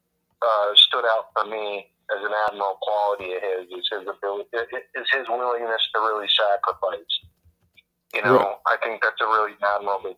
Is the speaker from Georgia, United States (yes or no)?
no; Iowa, United States; moved away as an adult; now in Las Vegas, United States; I'm born and raised in Iowa, and on the Indian settlement in Iowa for the Meskwaki Nation. I live in Las Vegas now